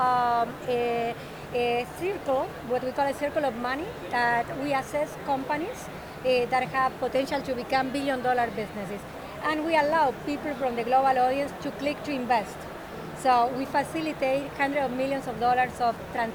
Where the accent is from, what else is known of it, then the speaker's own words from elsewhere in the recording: Argentina; now in Miami, United States; I'm from Argentina